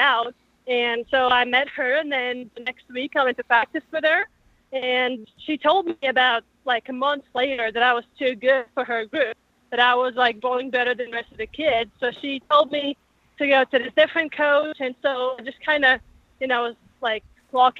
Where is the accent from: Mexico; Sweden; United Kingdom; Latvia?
Latvia; now in United States; I'm from Latvia